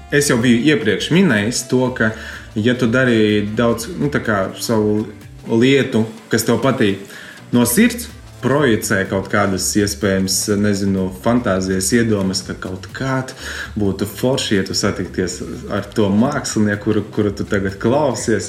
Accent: Preiļi, Latgale, Latvia; Esmu no Preļiem, no supermazas eh, foršas pilsētiņas, kuras ļoti mīlu.

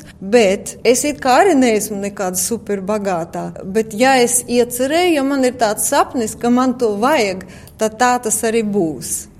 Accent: Latvia; moved away as an adult; now in Australia; Latvija ir manī iekšā, tā ir mana dzimtene.

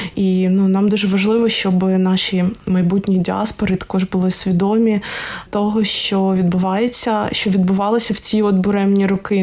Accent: Odesa, Odesa Oblast, Ukraine; я з Одеси

